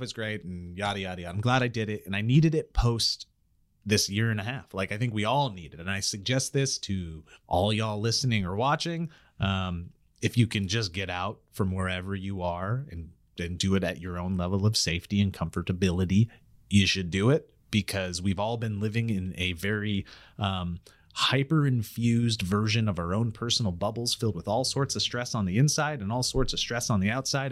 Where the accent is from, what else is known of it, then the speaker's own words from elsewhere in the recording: Glacier, Montana, United States; moved away; growing up in Glacier